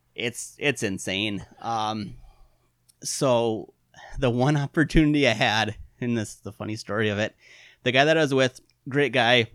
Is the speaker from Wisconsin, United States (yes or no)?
yes; Wisconsin, United States; also born or lived in Iron Mountain, Michigan; I'm from Wisconsin